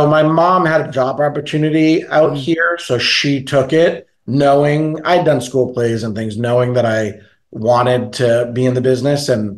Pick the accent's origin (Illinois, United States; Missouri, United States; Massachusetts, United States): Massachusetts, United States; Boston; I'm from Boston